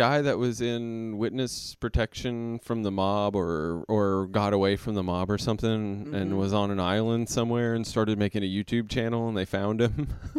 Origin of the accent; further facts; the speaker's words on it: Kentucky, United States; also born or lived in Ohio / California; now in Los Angeles, United States; I was born in Ohio, actually. So I am originally from Ohio, but grew up in Kentucky.